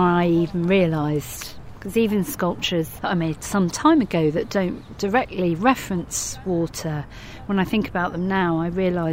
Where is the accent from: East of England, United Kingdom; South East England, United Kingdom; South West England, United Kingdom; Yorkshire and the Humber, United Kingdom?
South East England, United Kingdom; Brighton; I was born in Brighton.